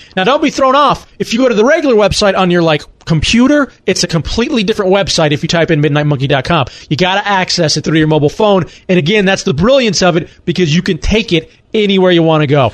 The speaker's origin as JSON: {"language": "English", "town": "Dallas", "region": "Texas", "country": "United States", "tie": "born or raised there", "said": "I grew up in Dallas, Texas"}